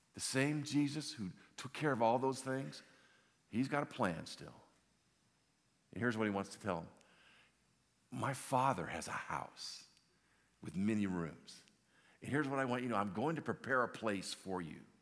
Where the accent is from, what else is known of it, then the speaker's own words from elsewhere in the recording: Los Angeles, California, United States; I grew up in Southern California in the, in the valley. I'm an old valley boy, San Fernando Valley.